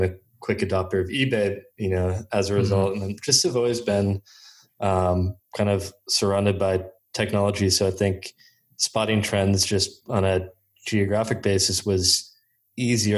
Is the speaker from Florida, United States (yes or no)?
no; Menlo Park, California, United States; I grew up around Menlo Park, was always around technology growing up, went to Menlo High School